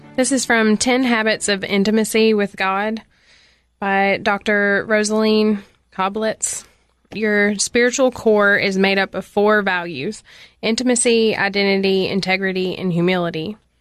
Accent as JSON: {"language": "English", "town": "Cookeville", "region": "Tennessee", "country": "United States", "tie": "born or raised there", "said": "I was born in Cookville, Tennessee, um, where I went to school until seventh grade, and then at seventh grade, I transferred to Upperman Middle"}